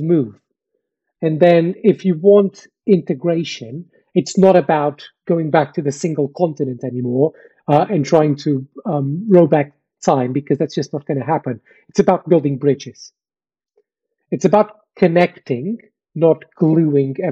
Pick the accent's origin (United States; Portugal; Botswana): Portugal; moved away as an adult; now in United Kingdom; I wasn't born in the UK. I was born in Portugal. I moved to the UK 10 years ago